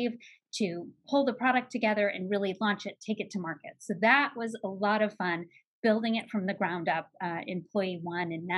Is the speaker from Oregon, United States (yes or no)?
yes; Salem, Oregon, United States; I grew up in Salem, Oregon